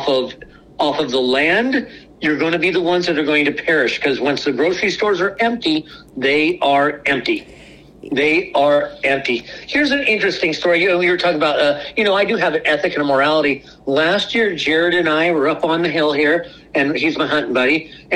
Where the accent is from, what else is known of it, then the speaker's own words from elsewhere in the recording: Portland, United States; moved away; I grew up in Portland. I didn't grow up out here.